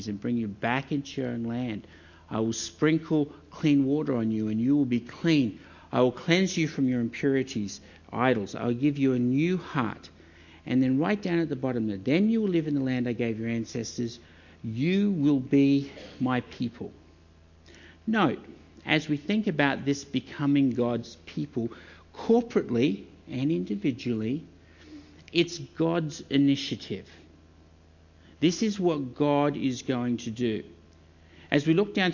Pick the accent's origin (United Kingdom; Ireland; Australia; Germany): Australia